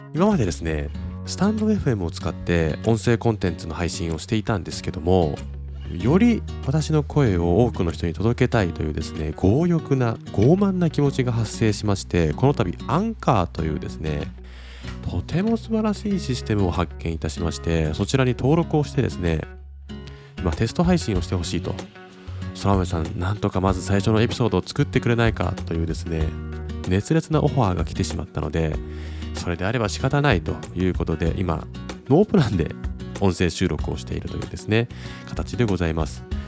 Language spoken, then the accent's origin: Japanese; Sapporo, Hokkaido, Japan; now in Kumamoto, Japan; 出身は北海道は札幌市なんですが、今、現在は熊本県熊本市に家族全員で住んでいます